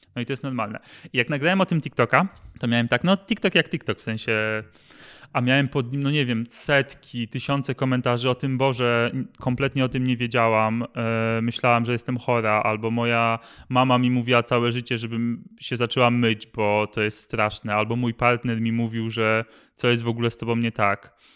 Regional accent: Masovian Voivodeship, Poland; wychowałem się na Mazowszu

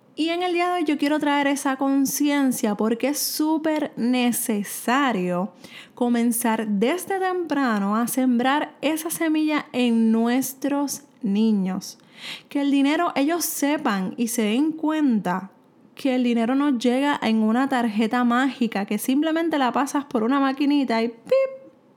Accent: Puerto Rico; soy de Puerto Rico

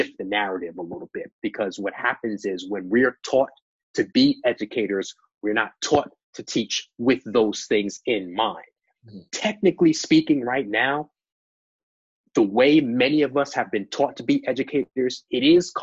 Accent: New York, United States; moved away as an adult; also born or lived in Virginia; Growing up in New York

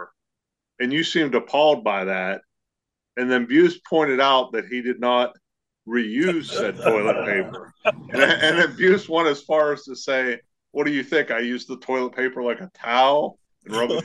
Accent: Center Township, Pennsylvania, United States; also born or lived in Imperial, Pennsylvania; I moved here in second grade

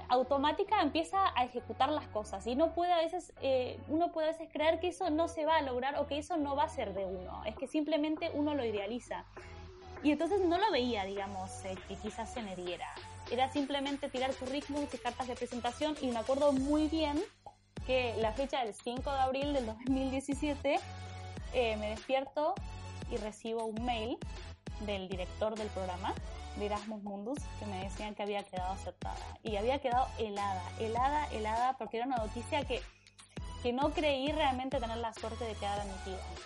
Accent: Buenos Aires, Argentina; moved away as an adult; yo soy de Buenos Aires

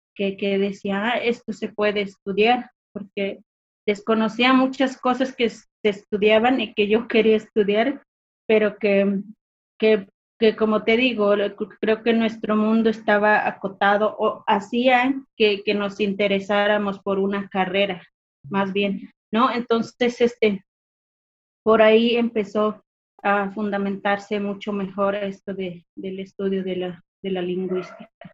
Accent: Mezquital, Durango, Mexico; soy del municipio del Mezquital, está ubicado al sur del estado de Durango. Soy hablante de la lengua Odam

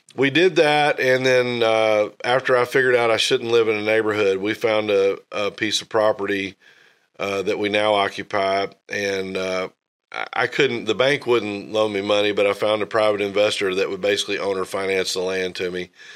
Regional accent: North Little Rock, Arkansas, United States; now in Northwest Arkansas, United States; I grew up in North Little Rock

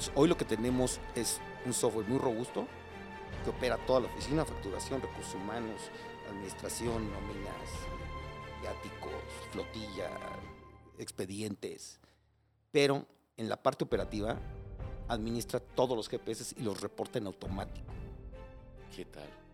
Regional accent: Mexico City, Mexico; moved away as an adult; now in Cuernavaca, Mexico; soy chilango. Eh, viví aquí, ahorita vivo en Cuernavaca, pero viví aquí muchos años, por toda mi vida, hasta hace 15 años. Este, crecí y nací en Iztapalapa, en frontera con Coyacán

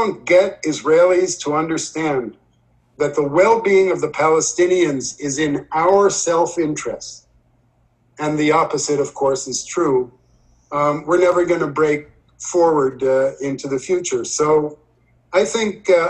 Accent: Leonia, New Jersey, United States; moved away; I grew up in Leonia

